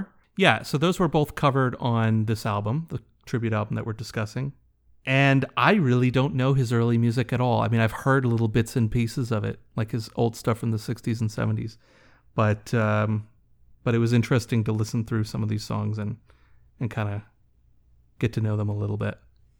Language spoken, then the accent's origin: English; Vermont, United States; now in Canada; So I really didn't know …'s music at all until moving to Canada. I'm originally from Vermont, which is where you are as well.